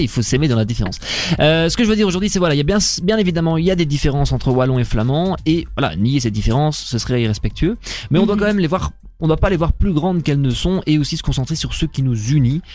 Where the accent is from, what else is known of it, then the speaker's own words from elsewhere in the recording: Belgium; je suis belge, mais techniquement, mon père est flamand et ma mère est française